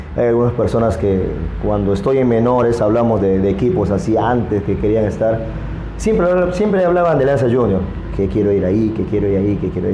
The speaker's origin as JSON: {"language": "Spanish", "town": "Iquitos", "region": "Loreto", "country": "Peru", "said": "de acá de Iquitos"}